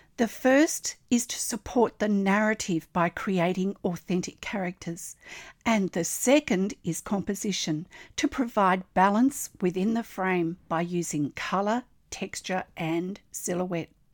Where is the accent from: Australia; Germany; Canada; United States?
Australia; I'm an Australian textile artist